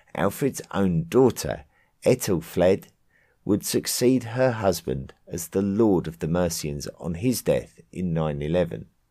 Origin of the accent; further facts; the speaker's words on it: England, United Kingdom; my home country of England